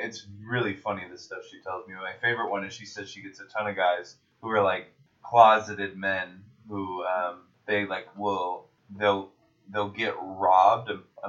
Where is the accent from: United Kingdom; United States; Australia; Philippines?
United States; Seattle, Washington; a 7-year-old white child from Seattle